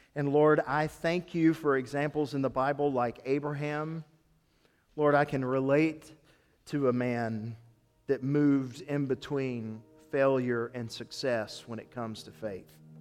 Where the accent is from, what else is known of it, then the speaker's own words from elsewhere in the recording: Tennessee, United States; I grew up in Tennessee